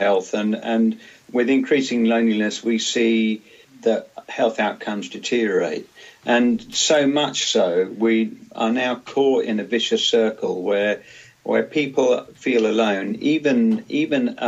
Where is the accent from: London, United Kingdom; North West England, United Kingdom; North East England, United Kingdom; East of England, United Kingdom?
London, United Kingdom; moved away; also born or lived in Cornwall; when I was a kid growing up in London